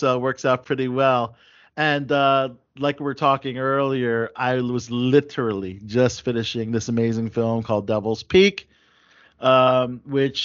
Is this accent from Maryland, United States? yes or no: yes; Maryland, United States; Maryland, my hometown